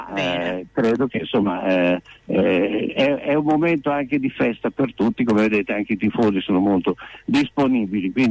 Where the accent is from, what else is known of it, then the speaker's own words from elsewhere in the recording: Corticella, Emilia-Romagna, Italy; anch'io sono di Corticella